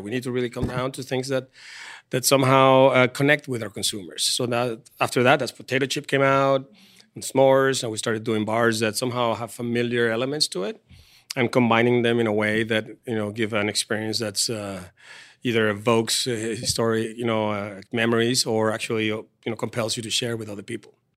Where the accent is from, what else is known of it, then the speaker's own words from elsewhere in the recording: Venezuela; moved away as an adult; also born or lived in Paris; now in San Diego, United States; I'm from Venezuela